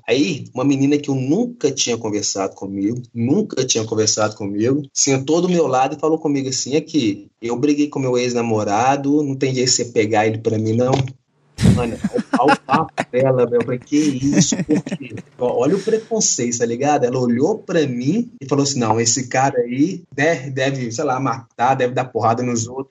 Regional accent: Belo Horizonte, Minas Gerais, Brazil; sou de Belo Horizonte

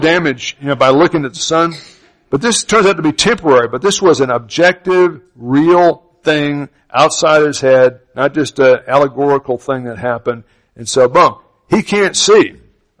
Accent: Opa-locka, Florida, United States; also born or lived in North Carolina; I grew up in Opa-locka, Florida, Miami, Florida

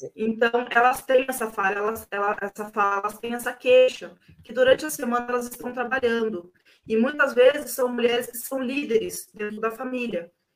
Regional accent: Siqueira Campos, Paraná, Brazil; eu sou de Siqueira, eu me sinto siqueirense, né? Sou siqueirense roxa

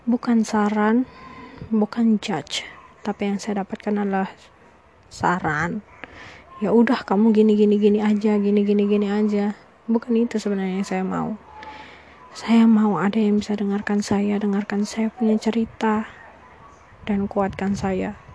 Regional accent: East Nusa Tenggara, Indonesia; Ya, uh, saya orang Flores, saya dari Flores, uh, tapi selama ini memang ada di luar kota dan baru pulang.

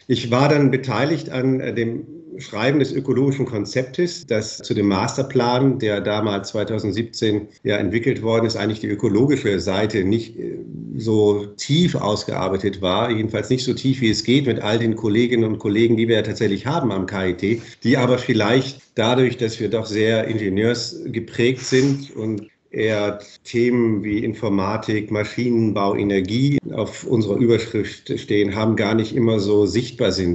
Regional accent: Bremen, Germany; moved away as an adult; now in Karlsruhe, Germany; Ich bin Bremer von Haus aus, also ganz aus dem Norden

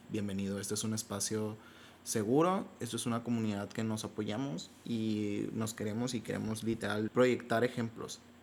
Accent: Sonora, Mexico; soy de Sonora, soy de Sonora, aunque no parezca, soy de Sonora

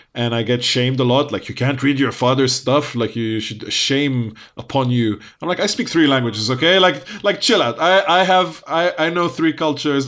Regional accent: United Kingdom; also born or lived in Lebanon; we're British Arab

